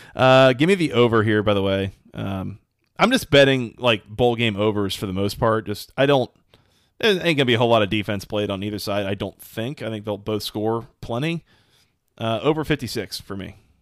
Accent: Atlanta, Georgia, United States; my hometown of Atlanta, Georgia

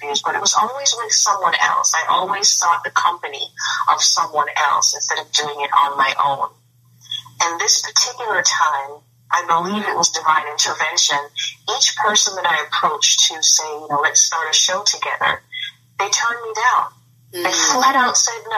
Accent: Jamaica; now in United States; I'm from Jamaica originally, the island of Jamaica.

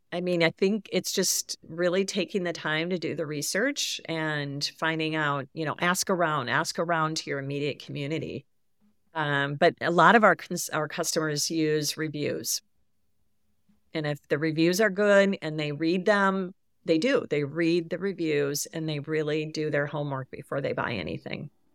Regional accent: Midwest, United States; I grew up in the Midwest. My I live in the Midwest.

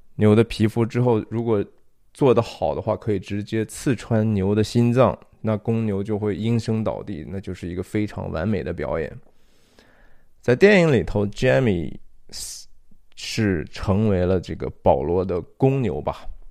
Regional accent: China; 我们中国人讲的

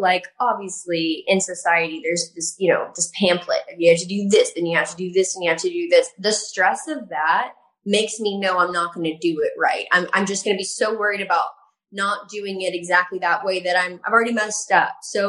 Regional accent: the South, United States; I grew up in the South, and that's all we wore is just big cowboy boots and belts

